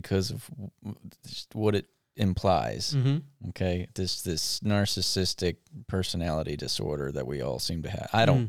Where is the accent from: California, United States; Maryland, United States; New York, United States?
Maryland, United States; You know, I grew up in Anne Arundel County, but in the southern half, which is called South County.